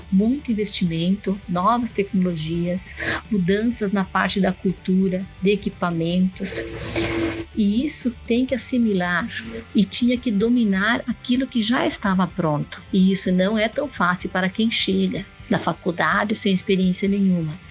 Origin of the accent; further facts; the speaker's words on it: Rio Grande do Sul, Brazil; moved away as an adult; now in Canarana, Brazil; Eu faço parte da empresa familiar fazenda Vale Verde, situada em Canarana, no Mato Grosso. Viemos do Rio Grande do Sul em 2002